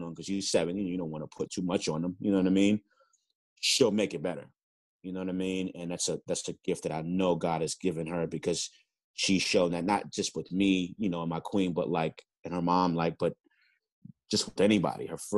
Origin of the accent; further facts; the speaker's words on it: New York City, New York, United States; growing up in the Bronx